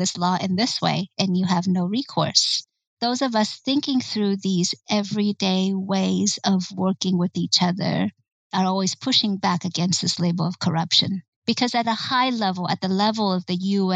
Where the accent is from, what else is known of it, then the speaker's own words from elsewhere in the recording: United States; as an American